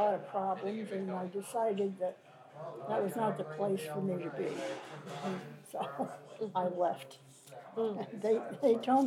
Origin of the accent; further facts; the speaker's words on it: Russell, Massachusetts, United States; also born or lived in Colebrook, New Hampshire; I was born in Colebrook, New Hampshire, but raised in Russell